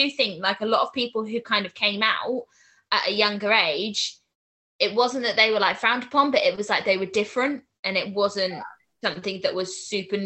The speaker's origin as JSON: {"language": "English", "town": "Swindon", "region": "South West England", "country": "United Kingdom", "said": "I'm 22 and I'm from Swindon"}